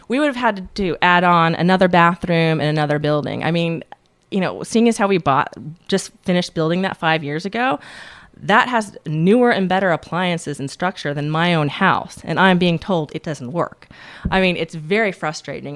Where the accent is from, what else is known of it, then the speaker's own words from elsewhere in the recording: Tallahassee, Florida, United States; moved away; I grew up in Tallahassee, Florida.